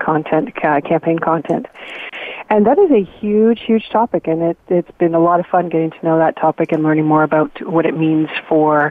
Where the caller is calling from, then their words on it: Waterloo, Ontario, Canada; I'm calling from kind of cloudy but warmish Waterloo, Ontario, Canada